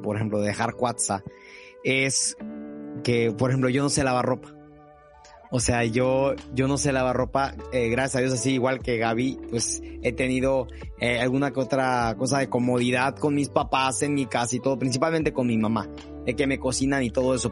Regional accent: Coatzacoalcos, Veracruz, Mexico; moved away as an adult; now in Mexico City, Mexico; yo nací en la Ciudad de México, pero me vine a vivir a Coatzacoalcos, Veracruz. Entonces prácticamente aquí me crié y aquí nací

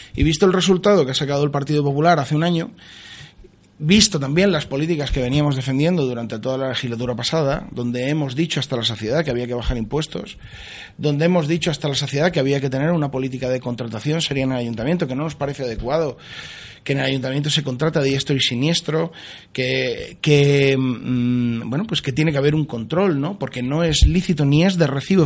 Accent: Spain; yo soy un español entre 27 millones

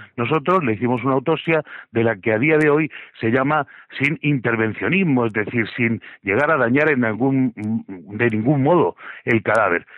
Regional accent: Region of Murcia, Spain; yo soy un murciano de dinamita

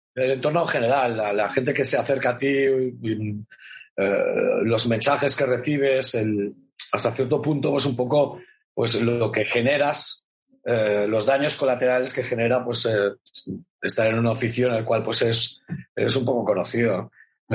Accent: Catalonia, Spain; esto soy muy catalán

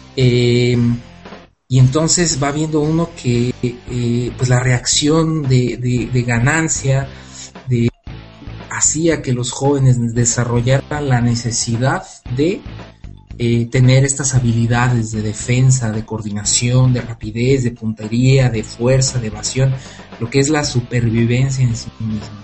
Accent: Morelia, Michoacán, Mexico

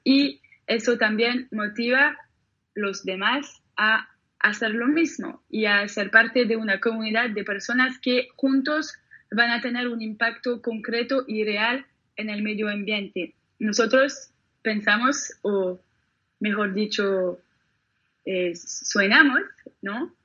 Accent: Geneva, Switzerland; por las orillas del lago, en, Ginebra, donde yo nací

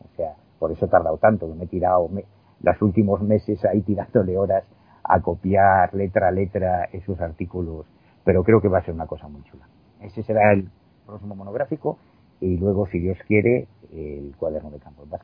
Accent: A Coruña, Galicia, Spain; born there; Si me preguntas dónde naciste, toda la vida te voy a decir que en La Coruña.

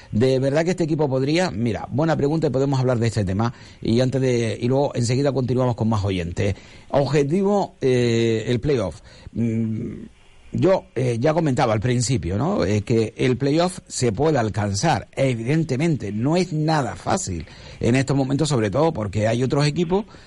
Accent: Moya, Canary Islands, Spain; yo tengo que ser del Moya, que es mi pueblo.

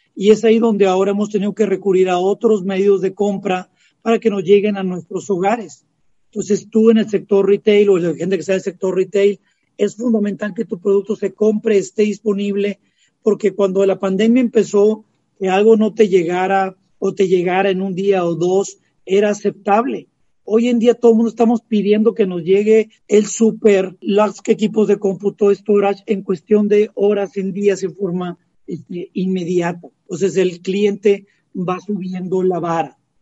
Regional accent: Mexico; como mexicanos

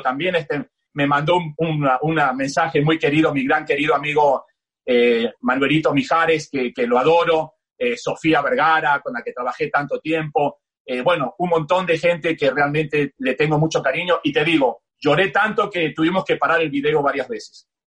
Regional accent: Buenos Aires, Argentina; moved away as an adult; also born or lived in New York, United States / Miami, United States; soy de Buenos Aires, del barrio entre Belgrano y Palermo, nací a 15 cuadras de la cancha del más grande, a, a, 15 cuadras de la cancha de River, eh, me crié en Buenos Aires

